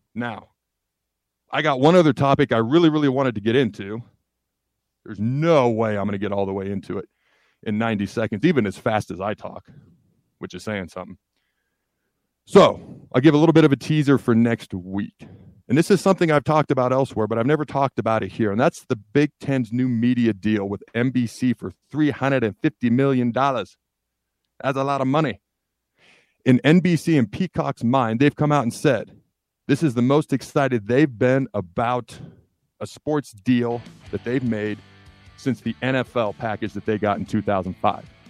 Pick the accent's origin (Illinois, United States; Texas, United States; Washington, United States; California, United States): Washington, United States; moved away; also born or lived in Hastings, Nebraska; I was born in Hastings, lived there till I was three. Dad's job took me to the state of Washington, so that's where I grew up